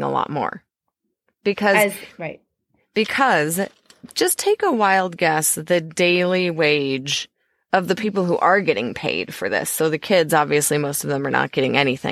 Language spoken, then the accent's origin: English; Iowa, United States; We're from Iowa.